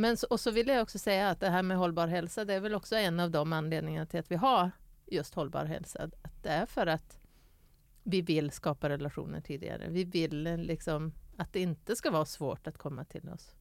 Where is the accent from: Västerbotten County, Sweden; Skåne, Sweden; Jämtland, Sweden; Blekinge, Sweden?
Västerbotten County, Sweden; Skellefteå; moved away; jag kommer från Skellefteå